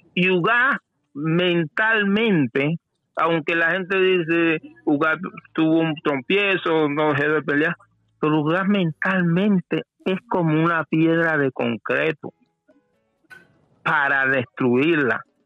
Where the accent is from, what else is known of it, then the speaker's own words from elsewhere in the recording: Portugal; moved away; soy portugués